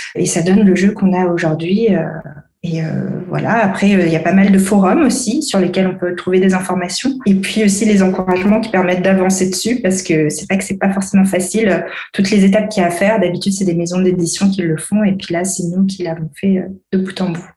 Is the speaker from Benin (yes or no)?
no; Antananarivo, Analamanga, Madagascar; moved away as an adult; now in France; Je suis malgache aussi. Je suis née en France. J'ai grandi à Madagascar